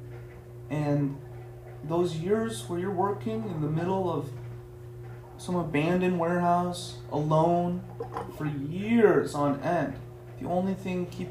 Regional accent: United States; also born or lived in Tehran, Iran; I was reborn in America, right? I was raised in America

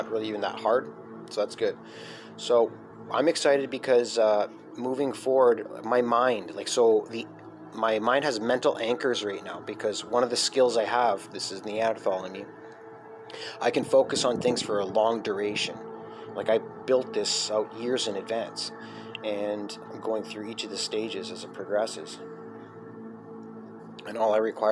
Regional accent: Scotland, United Kingdom; Being Scottish, because as Scott, we had to survive 70 years of medieval war with the English to get our independence.

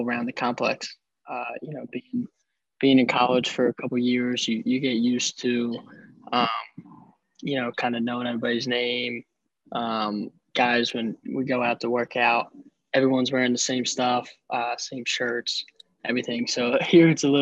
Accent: Philadelphia, Pennsylvania, United States; moved away; also born or lived in Charlotte, North Carolina; I'm from originally from Philadelphia, Pennsylvania

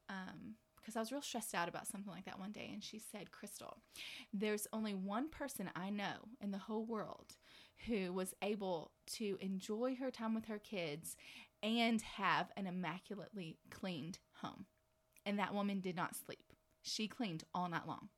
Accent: Dallas, Texas, United States; now in Lubbock, United States; I'm from DFW originally

